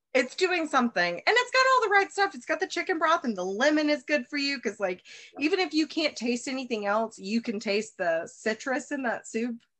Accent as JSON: {"language": "English", "region": "Alabama", "country": "United States", "tie": "born or raised there", "also_born_or_lived": "Chicago", "moved": "as an adult", "said": "I'm from Alabama and um and I'm back here in the South now"}